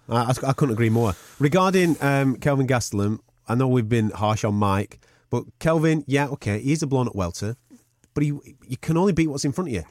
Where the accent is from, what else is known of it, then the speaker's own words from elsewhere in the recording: United Kingdom; Us as British fight fans